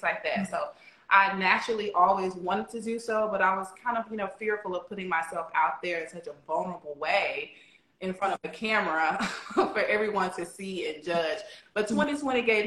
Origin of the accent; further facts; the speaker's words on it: Alabama, United States; I'm from Alabama